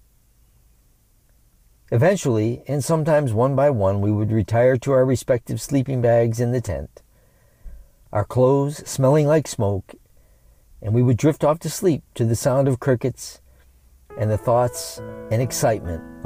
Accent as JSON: {"language": "English", "town": "Lansing", "region": "Michigan", "country": "United States", "tie": "born or raised there", "said": "born and raised in Lansing, Michigan"}